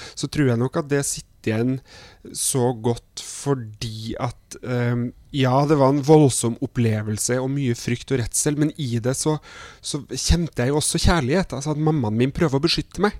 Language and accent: Norwegian; Trondheim, Trøndelag, Norway; er jeg fra Trondheim.